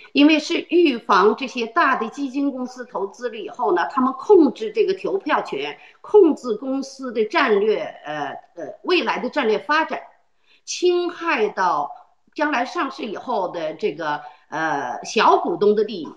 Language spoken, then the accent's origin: Chinese; China; moved away; 因为中国是我的祖国